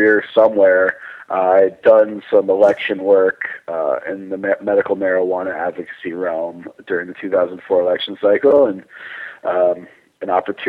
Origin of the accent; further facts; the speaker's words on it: Scottsdale, Arizona, United States; moved away as an adult; also born or lived in Richmond, Virginia; now in Denver, United States; Originally, I'm from Scottsdale, Arizona.